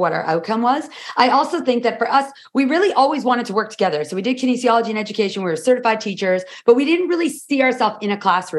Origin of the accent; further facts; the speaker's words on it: Toronto, Ontario, Canada; Sure. We are identical twins from Toronto.